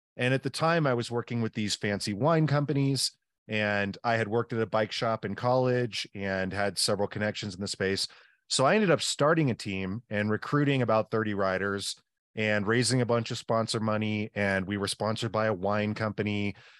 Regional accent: the Northwest, Pacific Northwest, United States; I'm from the Northwest

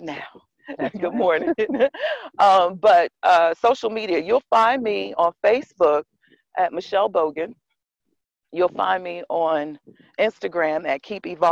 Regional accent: Kansas City, Missouri, United States; now in New Jersey, United States; I'm from Kansas City, Missouri. I was born and raised there

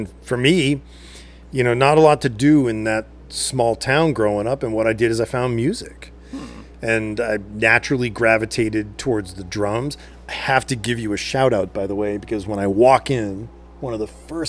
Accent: Athol, Massachusetts, United States; moved away; also born or lived in Europe / New York City; I grew up in New England. I'm from a small blue-collar town in Massachusetts called Athol. Yep. And it's on the Millers River in the 80s. A great place to grow up, you know, 70s and 80s. But, you know, it's a little down and out these days.

